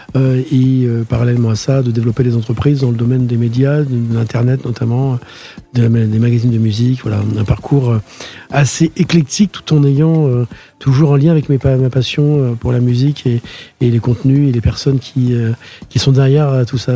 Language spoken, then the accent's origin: French; France; also born or lived in Queens, New York / Outremont, Montreal; je suis un Français parce que je suis né en France